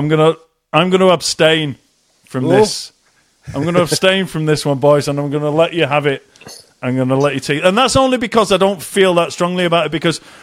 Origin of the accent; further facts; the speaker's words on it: Malaysia; I'm Malaysian, I love rice and I love soy sauce